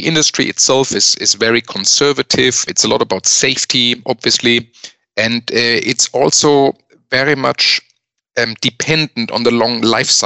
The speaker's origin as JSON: {"language": "English", "town": "Speyer", "region": "Rhineland-Palatinate", "country": "Germany", "also_born_or_lived": "Melbourne, Australia", "moved": "as an adult", "lives_now": "Munich, Germany", "said": "originally, I'm from northwestern Germany, from the city of Speyer"}